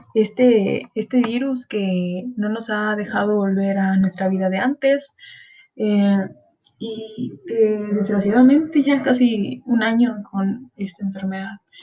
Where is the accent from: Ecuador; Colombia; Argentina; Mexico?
Mexico; como mexicanos tenemos esa costumbre